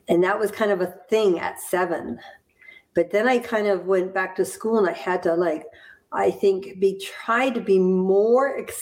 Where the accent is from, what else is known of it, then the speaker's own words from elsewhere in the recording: Hamilton, Ontario, Canada; moved away; also born or lived in Florida / Burlington, Vermont; I was born in Hamilton, Ontario, in Canada.